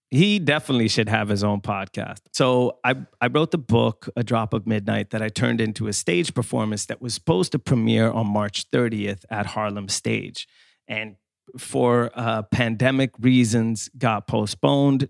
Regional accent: Skåne, Sweden; moved away; I. come from the south of Sweden, from Skåne

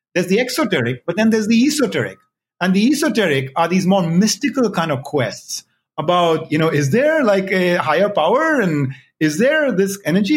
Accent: India; I was born and raised in India

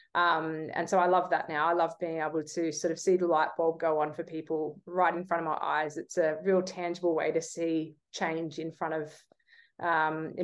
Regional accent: Australia; as you're growing up, as certainly an Aussie kid who, you know, we idolize sport in this country

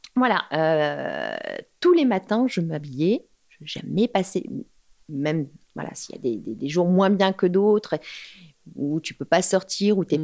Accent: Paris, Île-de-France, France; je suis une Parisienne

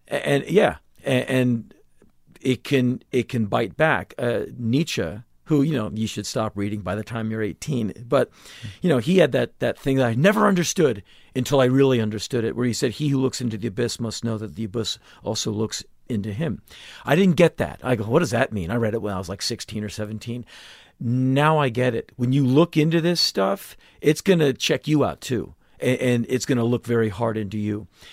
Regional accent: United States; being an American

